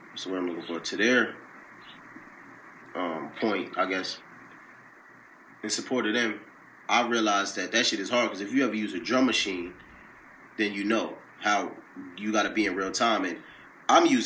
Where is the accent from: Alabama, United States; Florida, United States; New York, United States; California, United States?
New York, United States; Peekskill; now in White Plains, United States; I'm from Peekskill, New York, but I live in White Plains, New York right now